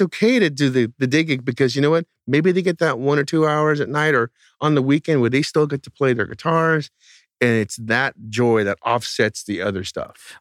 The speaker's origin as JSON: {"language": "English", "area": "outside the Bay Area", "region": "California", "country": "United States", "tie": "born or raised there", "said": "the town I grew up in outside the Bay Area was not in the Bay Area"}